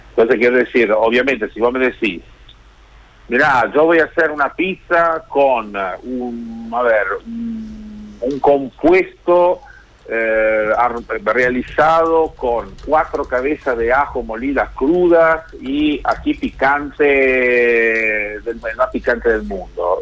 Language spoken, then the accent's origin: Spanish; Genoa, Liguria, Italy; moved away; mi ciudad natal que es Génova y en Italia